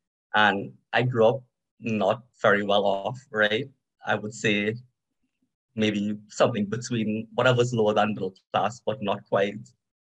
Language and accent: English; Trinidad & Tobago; So I was born in Trinidad and Tobago. I'm of East Indian descent. So just like a little bit of history, when people look at me, they think I'm from India, but I'm not, right? I'm Indo-Trinidadian. So I think I'm third or fourth generation Indo-Trinidadian.